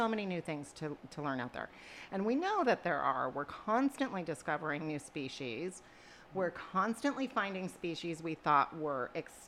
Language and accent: English; Pacific Northwest, United States; we're from the Pacific Northwest